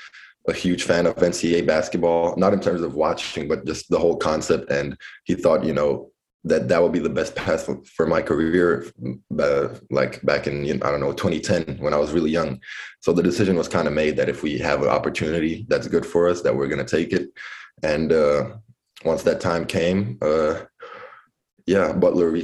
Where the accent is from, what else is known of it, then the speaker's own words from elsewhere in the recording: Lithuania; So I grew up mostly in Lithuania, but I had maybe like periods of like a year or two living in a foreign country because he coaches over there.